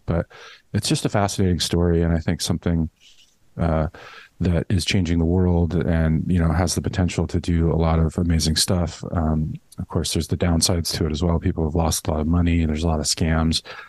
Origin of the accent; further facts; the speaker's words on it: Los Angeles, California, United States; moved away as an adult; also born or lived in San Francisco / New York City; back in LA, really liking it. It's my hometown